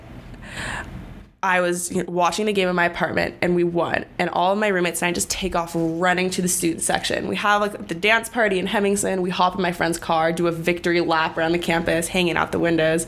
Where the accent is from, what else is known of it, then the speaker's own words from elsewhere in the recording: Bay Area, California, United States; I'm from the Bay Area. So Santa Clara is like an hour drive from my house